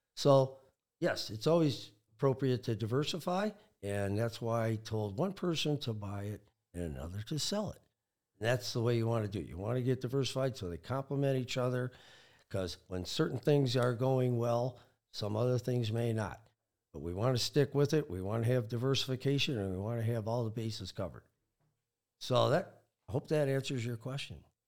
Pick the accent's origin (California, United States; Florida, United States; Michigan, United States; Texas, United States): Michigan, United States; I'm pretty much an all Michigan guy. I was born in Michigan, went to school in Michigan